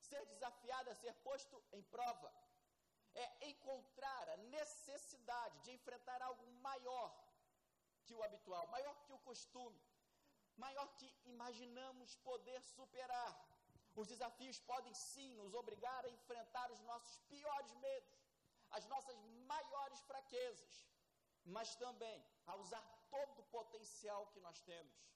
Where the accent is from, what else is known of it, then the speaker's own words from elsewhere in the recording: Brazil; accent: Brazilian; moved away as an adult; now in France; o meu sotaque ainda é muito brasileiro